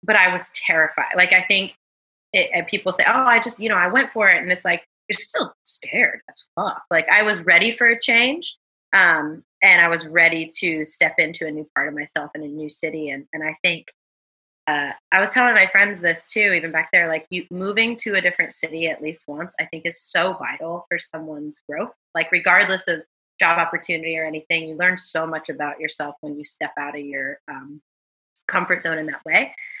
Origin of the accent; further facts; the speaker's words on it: Atlanta, Georgia, United States; moved away as an adult; also born or lived in Portland; now in Los Angeles, United States; I born and raised in Atlanta, East Atlanta, Zone 6, all like Atlanta proud. Hey, that's let's home. And so I grew up there and never thought I would end up in Portland, but I actually came out to Portland